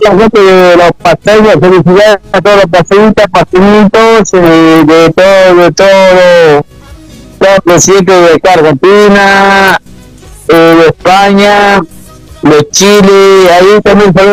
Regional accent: Taraco, La Paz, Bolivia; moved away; soy, soy, un fiero de Taraco, ex de Taraco, pues.

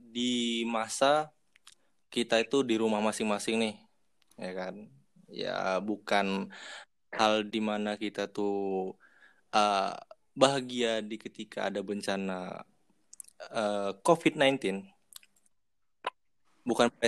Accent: Sumatra, Indonesia; Gue asli Sumatera ya di sinilah kehidupan gue dimulai

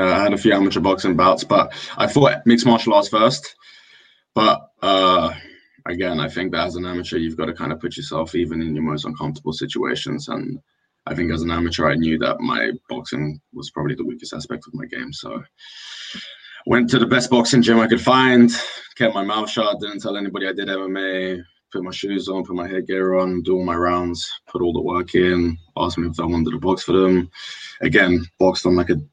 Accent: Wembley, London, United Kingdom; I'm from Wembley

